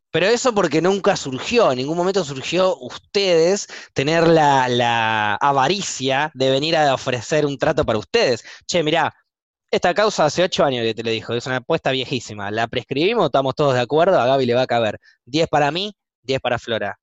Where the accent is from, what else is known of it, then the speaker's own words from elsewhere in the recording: Argentina; moved away as an adult; also born or lived in New Zealand; como éramos argentinos